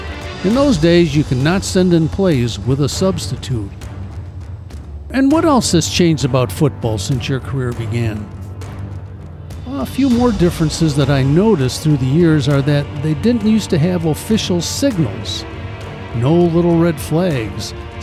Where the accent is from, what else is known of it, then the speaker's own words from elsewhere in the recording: Springfield, Illinois, United States; ever since I can remember, I was involved in athletics, one kind or another, in my hometown of Springfield, Illinois.